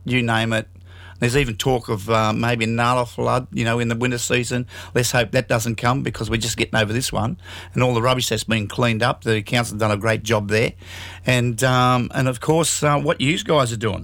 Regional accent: Riverstone, New South Wales, Australia; I'm from Riverston, the school of hard knocks

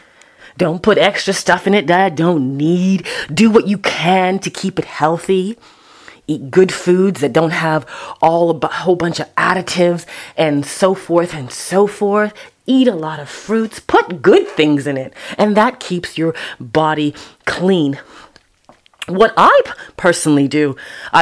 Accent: Toronto, Ontario, Canada; Sundays at Epworth in Toronto, Canada, and Scarborough

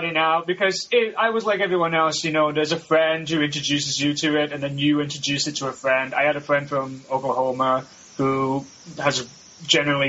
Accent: Scotland, United Kingdom; I'm from Scotland

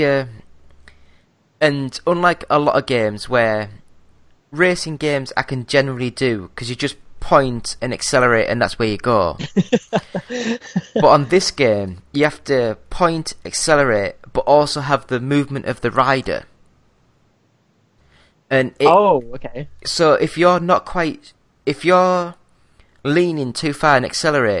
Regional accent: Yorkshire and the Humber, United Kingdom; I'm a Yorkshire lad

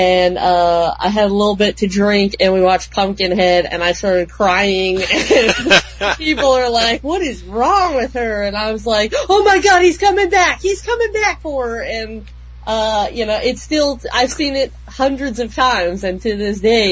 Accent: Wyoming, United States; my best friend and I grew up in Wyoming

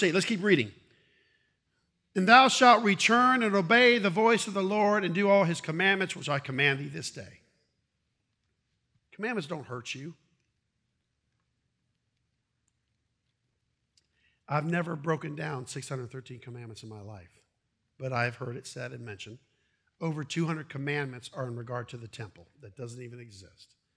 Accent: Brandon, Florida, United States; born or raised there; also born or lived in Ohio

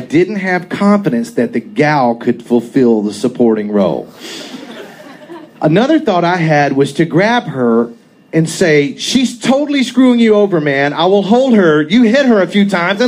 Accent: the South, United States; I grew up pretty redneck in the South

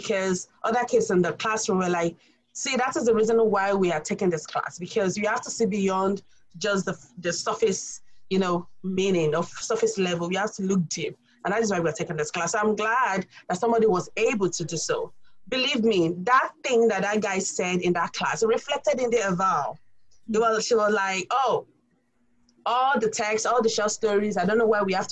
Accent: Nigeria; now in Tallahassee, United States; I'm African. I'm from Nigeria. I have accent, okay? And we are colonized by the British, so I cannot talk like Americans

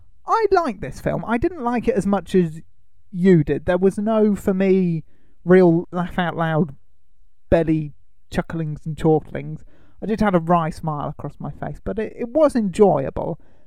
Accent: United Kingdom; We don't really get Twinkies over here, do we? Because we're British

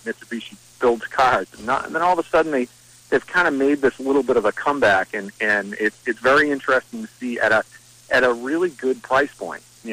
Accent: Shawsheen Tech, Massachusetts, United States; I came from Shawshin Tech when I was in high school

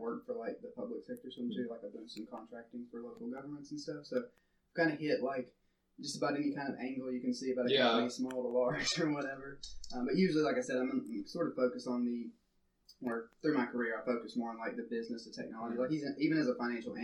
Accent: Alabama, United States; moved away as an adult; I'm from Alabama, originally. Grew up, lived there for 20-some-odd years

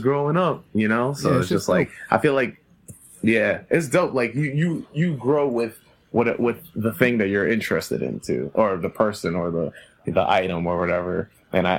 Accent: New York City, New York, United States; I've always grew up in Queens

